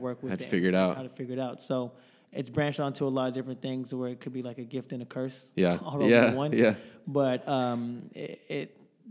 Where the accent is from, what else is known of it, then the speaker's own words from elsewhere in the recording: Houston, Texas, United States; now in Dallas, United States; originally I'm from Houston, but been living here in Dallas for a long time